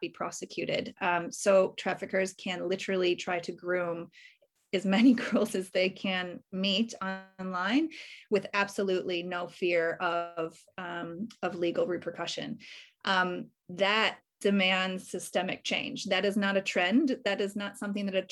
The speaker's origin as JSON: {"language": "English", "country": "United States", "moved": "yes", "lives_now": "Australia", "said": "I'm obviously originally from America. I've been in Australia for many years now"}